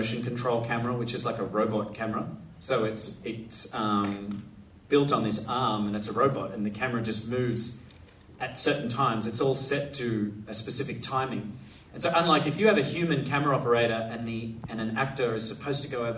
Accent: Australia; as an Australian

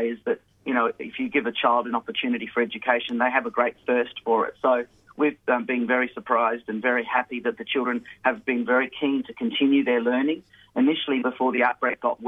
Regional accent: Tamil Nadu, India; now in Australia; in the very south of India, in my home state, in Tamil Nadu

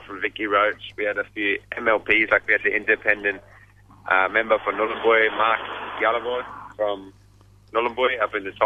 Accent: South Australia, Australia; now in Alice Springs, Australia; I'm from South Australia, Ngunnawal tribe, but I currently live here on Arunda land in Batua, Alice Springs.

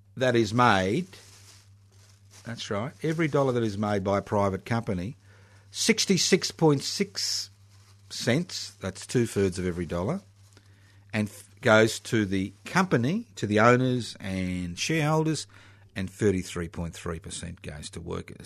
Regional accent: Australia

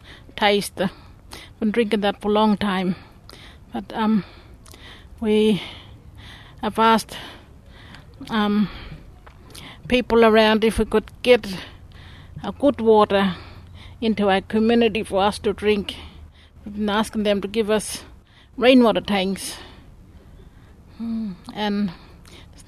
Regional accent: North Apala Springs, Northern Territory, Australia; from North Apala Springs. I'm Kadich Illawarra family

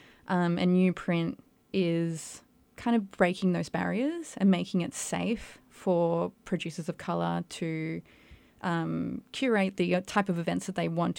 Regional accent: Perth, Western Australia, Australia; I'm also first generation Australian, so we have that in common. So I'm Chilean Australian, and I think my experience is quite different. I grew up in a big Chilean community in Perth

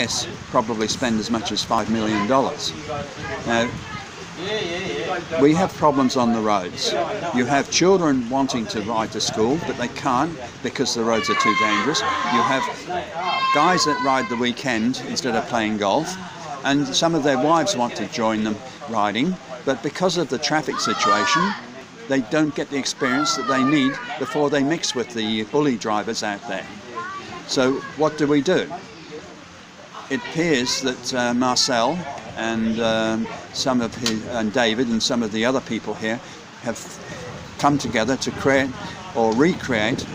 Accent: Australia; moved away as an adult; also born or lived in Europe; I'm an Australian that spent more than 25 years in Europe

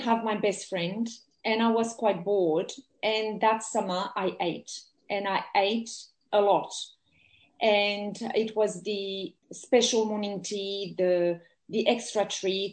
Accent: France; English is a second language; moved away as an adult; also born or lived in England; now in Australia; I grew up in France, and I have very good memories of my childhood

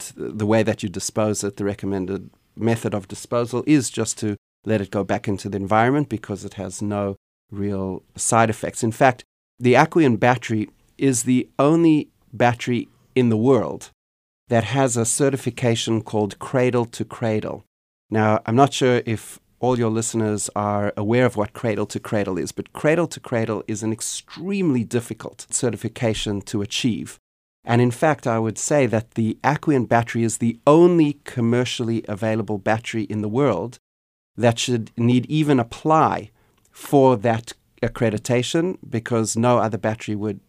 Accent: South Africa; born there; accent: Canadian; also born or lived in Canada; Well, I was born in South Africa, which is a country that is currently challenged by a lot of issues surrounding energy and energy availability and sustainability.

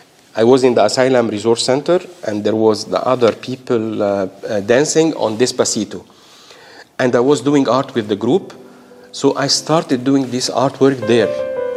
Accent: Australia; I want to say to Australians, such a privilege being Australian, having a voice, having the freedom of expression, to belong to the diverse community

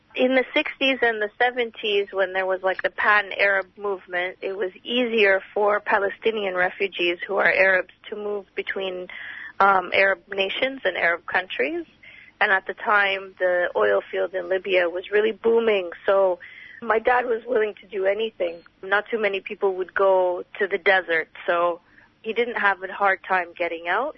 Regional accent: Canada; now in Australia; Growing up in Canada

